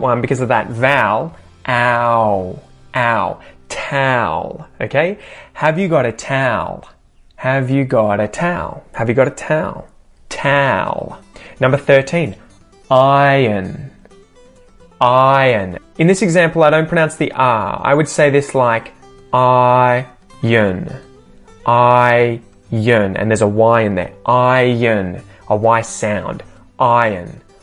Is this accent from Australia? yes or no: yes; Australia; accent: Australian; my Australian accent